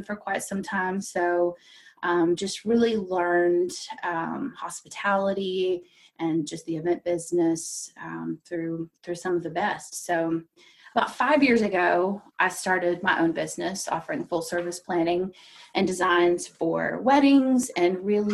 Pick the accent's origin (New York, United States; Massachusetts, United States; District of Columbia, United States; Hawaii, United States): District of Columbia, United States; D.C.; also born or lived in Kentucky; now in Lexington, United States; I grew up just outside of Washington, D.C.